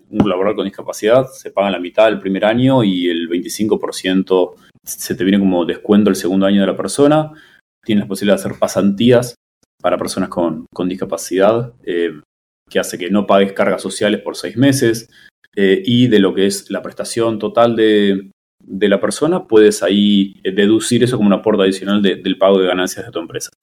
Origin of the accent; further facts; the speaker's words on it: Buenos Aires, Argentina; moved away; also born or lived in Mexico City; soy de Buenos Aires, donde no hay temblores